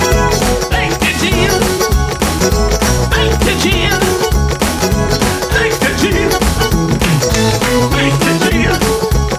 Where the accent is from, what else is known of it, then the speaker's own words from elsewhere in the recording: New Jersey, United States; I'm from South Jersey